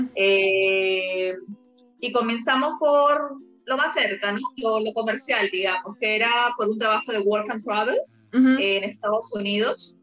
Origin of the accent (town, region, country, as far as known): Peru; moved away as an adult; also born or lived in Brazil